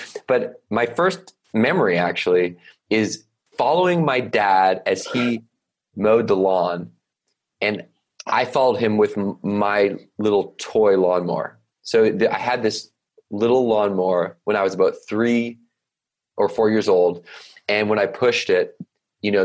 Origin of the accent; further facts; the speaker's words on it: Victoria, British Columbia, Canada; I grew up on an island off the west coast of Canada, rather large island called Vancouver Island, in a place called Victoria, BC